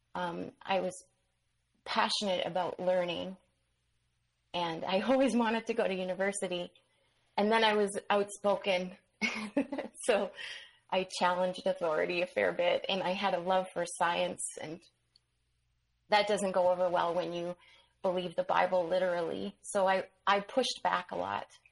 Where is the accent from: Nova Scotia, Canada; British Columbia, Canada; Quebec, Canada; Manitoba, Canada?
Manitoba, Canada; I ended up back in on the prairies in Manitoba